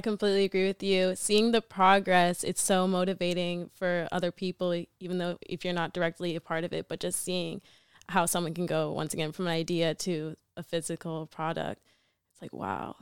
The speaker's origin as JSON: {"language": "English", "region": "Massachusetts", "country": "United States", "tie": "born or raised there", "also_born_or_lived": "Atlanta, Georgia", "said": "I moved from Atlanta to Massachusetts going into sixth grade"}